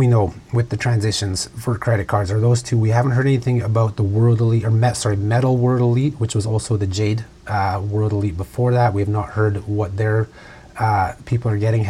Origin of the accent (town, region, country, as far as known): Canada